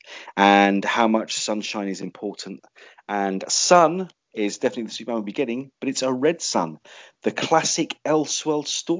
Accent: London, United Kingdom; London, my hometown.

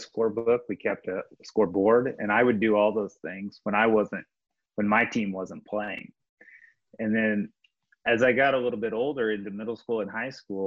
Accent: Warrensburg, Missouri, United States; I grew up in Warrensburg, Missouri

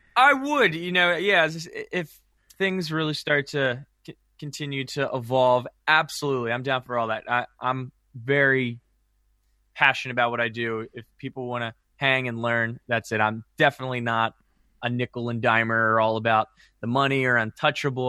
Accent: Maryland, United States; growing up in Maryland

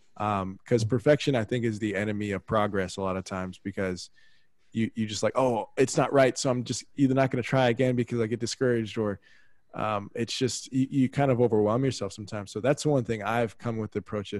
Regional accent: San Antonio, Texas, United States; also born or lived in Dallas, Texas; born and bred in Texas, born in Dallas, grew up in San Antonio.

